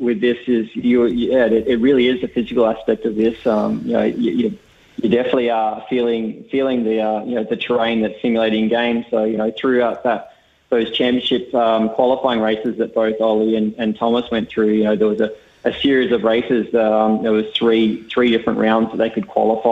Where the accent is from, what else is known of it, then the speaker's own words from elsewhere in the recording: Tasmania, Australia; I'm from Tasmania, so I'm from a similar little island